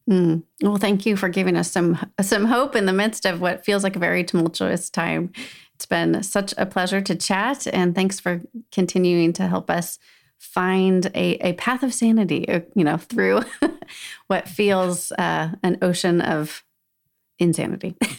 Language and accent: English; Southern California, United States; moved away; also born or lived in Salt Lake City, Utah; I grew up in Southern California, so definitely beach is, feels like home, but then we had lots of years in Salt Lake City